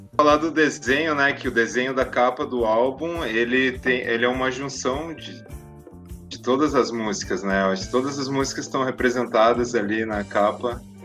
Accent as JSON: {"language": "Portuguese", "town": "Lages", "region": "Santa Catarina", "country": "Brazil", "moved": "yes", "lives_now": "Florianópolis, Brazil", "said": "eu saí de Lages, né? Que eu amo a minha cidade também"}